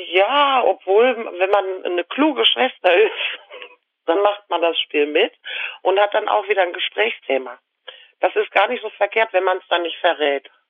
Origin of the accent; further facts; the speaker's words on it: Lüdenscheid, North Rhine-Westphalia, Germany; Ich bin in Lüdenscheid im Sauerland geboren